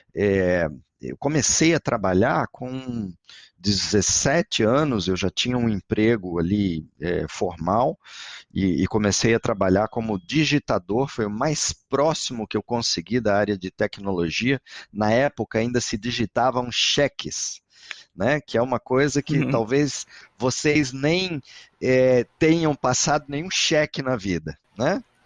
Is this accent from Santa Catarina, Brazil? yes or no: yes; Florianópolis, Santa Catarina, Brazil; eu não sou mineiro, eu sou catarinense de Florianópolis